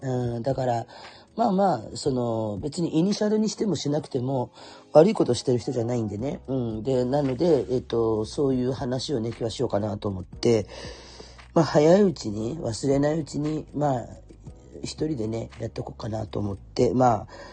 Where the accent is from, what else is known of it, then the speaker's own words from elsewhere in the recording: Kurume, Fukuoka, Japan; accent: Kurume dialect; moved away; 生まれも育ちも久留米っ子